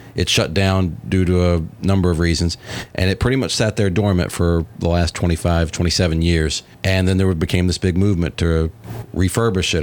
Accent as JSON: {"language": "English", "region": "Virginia", "country": "United States", "tie": "born or raised there", "moved": "as an adult", "lives_now": "Atlanta, United States", "said": "I was still living in my home state of Virginia at the time"}